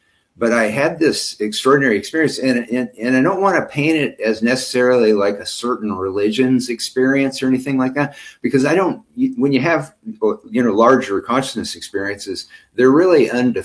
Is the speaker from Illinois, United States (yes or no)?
no; Ellis, Kansas, United States; I grew up in Western Kansas, in Ellis, Kansas, and it was a population of 2,000